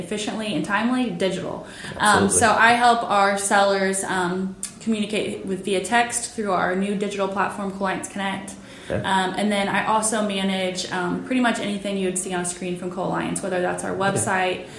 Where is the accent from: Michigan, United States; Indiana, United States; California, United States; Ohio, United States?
Indiana, United States; I grew up in Richville, Indiana, so just between West Lafayette, where we are today, and Kokomo